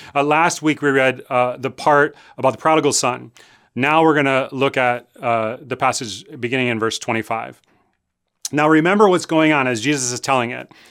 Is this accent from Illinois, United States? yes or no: yes; Chicago, Illinois, United States; I grew up in Chicago. I went to Lane Tech High School